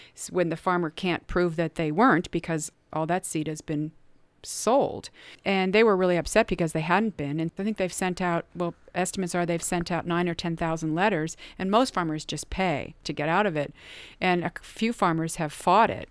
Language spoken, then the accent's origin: English; Cincinnati, Ohio, United States; I grew up in Cincinnati